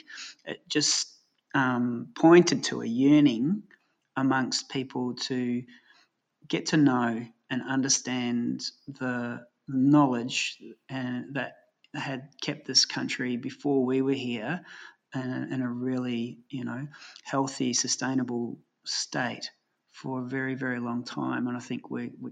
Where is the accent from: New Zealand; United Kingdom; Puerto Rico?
New Zealand; moved away as an adult; I grew up in New Zealand, and that would have never happened when I left, 30 years ago